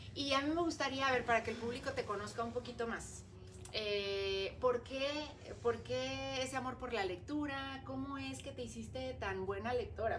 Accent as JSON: {"language": "Spanish", "country": "Mexico", "said": "como cultura mexicana"}